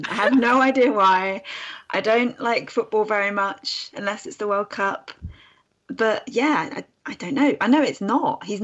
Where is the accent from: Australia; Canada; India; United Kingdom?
United Kingdom; England; first language English; also born or lived in Milton Keynes; I'm from England.